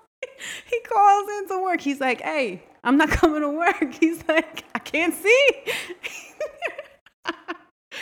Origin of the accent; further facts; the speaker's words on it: United States; I'm American